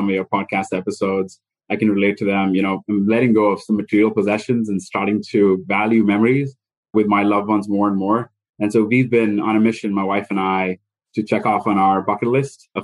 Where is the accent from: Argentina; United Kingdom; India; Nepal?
India; moved away as an adult; now in McLean, United States; My wife and I both were born and raised in India and have most of our family still here.